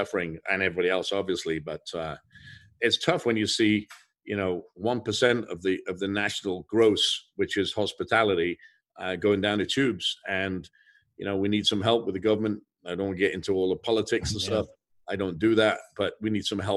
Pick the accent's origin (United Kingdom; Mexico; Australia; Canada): United Kingdom; England; moved away; I grew up in England